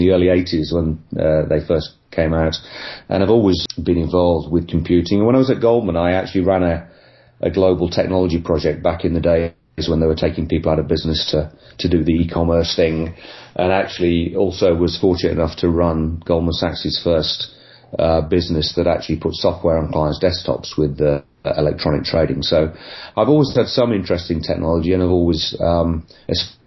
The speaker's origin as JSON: {"language": "English", "region": "Midlands", "country": "United Kingdom", "tie": "born or raised there", "also_born_or_lived": "London", "moved": "yes", "lives_now": "Bath, United Kingdom", "said": "I grew up originally in the Midlands"}